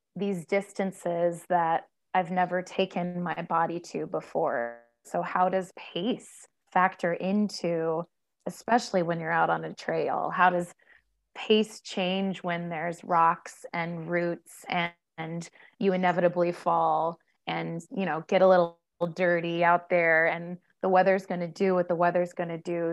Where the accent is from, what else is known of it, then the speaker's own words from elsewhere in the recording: Ohio, United States; moved away as an adult; I grew up in Ohio, one place